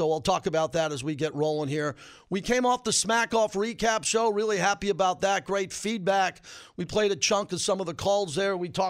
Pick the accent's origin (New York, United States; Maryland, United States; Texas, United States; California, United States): New York, United States; I'm from New York. I'm a Yankee fan.